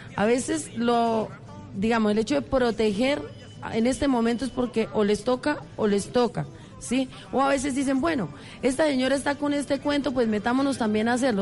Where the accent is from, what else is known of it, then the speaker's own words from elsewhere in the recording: Monguí, Boyacá, Colombia; moved away as an adult; also born or lived in Bogotá; yo nací en Monguí